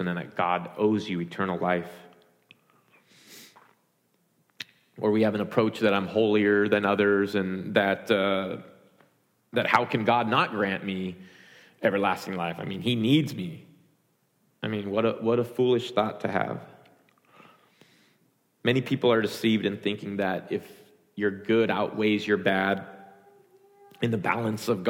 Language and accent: English; United States; identifying as an American. I'm born here, raised here